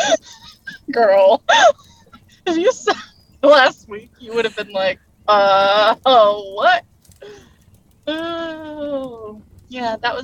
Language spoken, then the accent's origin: English; Boise, Idaho, United States; born there; also born or lived in Oregon; Yeah, I was born in Boise. Mm-hmm. I lived in eastern Oregon, right in the middle of the mountains. So I'm very used to very, very cold weather.